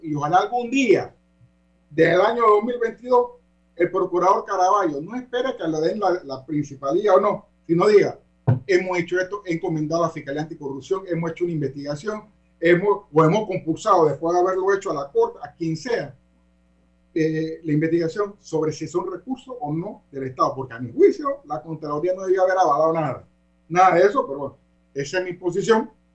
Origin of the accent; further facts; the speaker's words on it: Panama; nosotros los panameños